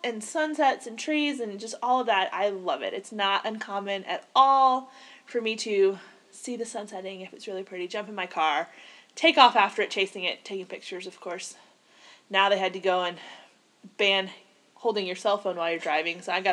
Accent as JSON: {"language": "English", "region": "the South", "country": "United States", "accent": "southern"}